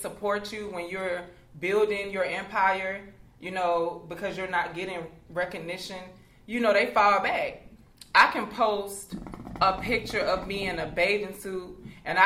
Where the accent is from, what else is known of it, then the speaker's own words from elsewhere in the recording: Columbus, Georgia, United States; now in Atlanta, United States; I'm originally from Columbus, Georgia